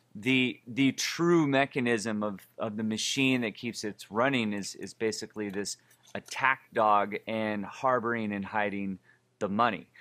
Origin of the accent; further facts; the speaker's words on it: Oakland, California, United States; I'm from Oakland, California